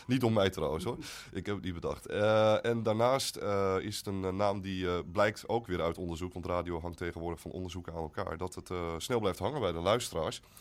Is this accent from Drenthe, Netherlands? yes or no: no; Steenwijk, Overijssel, Netherlands; Eh, ik kom uit Steenwijk en daar is net de herindeling.